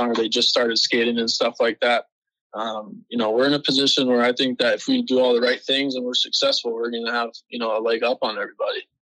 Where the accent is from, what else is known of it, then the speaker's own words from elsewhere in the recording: California, United States; I started playing hockey when I was six. I'm from California. So I mean, as you can imagine, not a lot of ice out there, but right. fortunately enough, there's a rink five minutes from my house